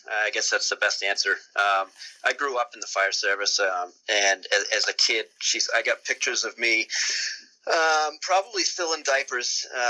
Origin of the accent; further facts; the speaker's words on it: Maine, United States; I'm from Maine in the wonderful United States of America.